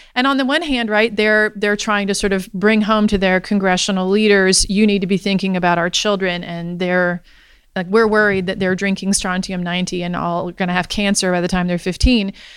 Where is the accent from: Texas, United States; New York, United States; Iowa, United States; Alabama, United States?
Alabama, United States; I grew up in Alabama